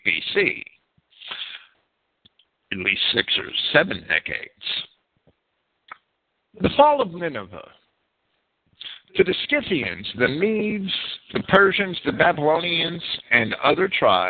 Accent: United States; accent: Yankee; I'm American and I speak Yankee

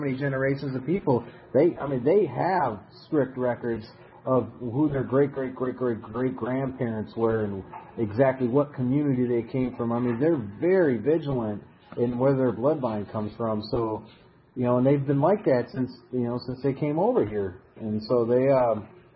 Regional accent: Wisconsin, United States; moved away; I grew up in Wisconsin where there's a lot of Amish communities

